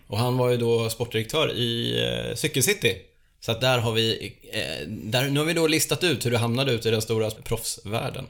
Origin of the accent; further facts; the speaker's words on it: Borås, Västra Götaland, Sweden; där jag är ifrån. Det är Borås.